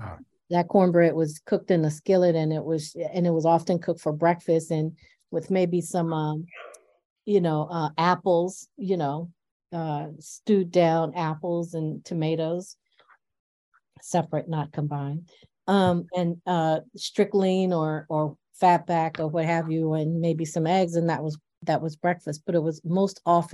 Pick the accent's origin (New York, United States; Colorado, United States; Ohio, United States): New York, United States; Buffalo; also born or lived in Virginia; I'm from rural Virginia, and but I grew up in Buffalo, where my mom introduced us to Jiffy cornbread, right?